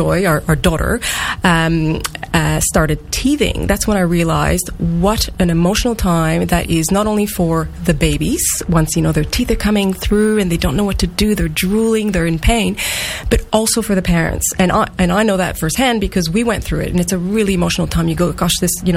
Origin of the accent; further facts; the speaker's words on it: Canada; accent: French-Canadian; moved away as an adult; now in Australia; the accent is... French-Canadian. French-Canadian. Originally, yes. I am Australian too